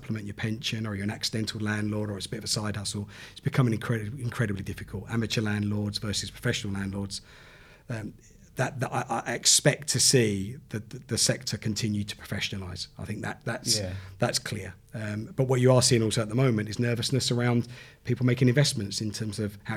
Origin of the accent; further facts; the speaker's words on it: Southend-on-Sea, East of England, United Kingdom; where I grew up in Southend